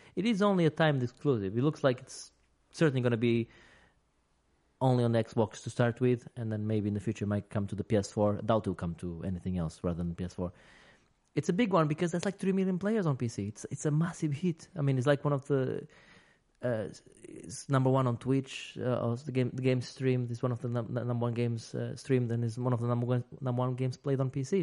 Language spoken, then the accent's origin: English; United Kingdom; we're British